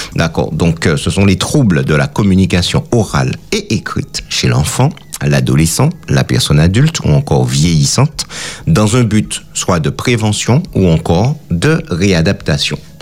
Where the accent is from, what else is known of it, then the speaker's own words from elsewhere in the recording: Martinique; chez nous en Martinique